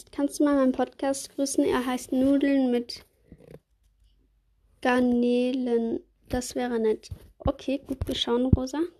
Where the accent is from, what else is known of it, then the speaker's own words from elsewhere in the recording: Switzerland; Kommst du aus der Schweiz? Ja, ich komme aus der Schweiz.